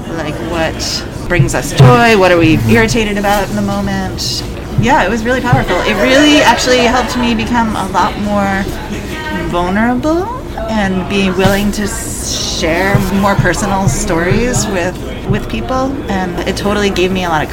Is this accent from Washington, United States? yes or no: no; Ithaca, New York, United States; moved away as an adult; also born or lived in Lane County, Oregon; now in Eugene, United States; I am from Ithaca, New York. I moved to Lane County in 2000